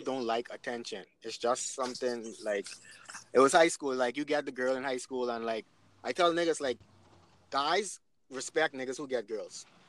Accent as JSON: {"language": "English", "town": "Nassau", "region": "New Providence", "country": "Bahamas", "also_born_or_lived": "Canada", "moved": "as an adult", "lives_now": "Freeport, Bahamas", "said": "I'm from Nassau, but I moved to Freeport"}